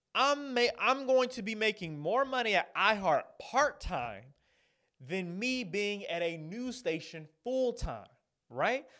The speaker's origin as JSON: {"language": "English", "town": "Atlanta", "region": "Georgia", "country": "United States", "tie": "born or raised there", "said": "stay here in my home city, my home state"}